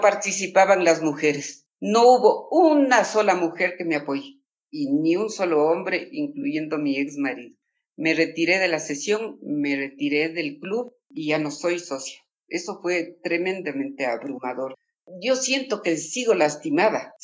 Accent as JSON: {"language": "Spanish", "town": "Latacunga", "region": "Cotopaxi", "country": "Ecuador", "moved": "yes", "lives_now": "Quito, Ecuador", "said": "yo soy de la Tacunga"}